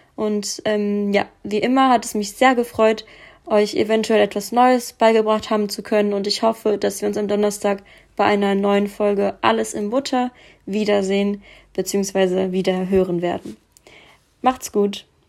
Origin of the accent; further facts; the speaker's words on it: Frankfurt am Main, Hesse, Germany; In meiner Heimatstadt Frankfurt am Main leben mehr als 750.000 Menschen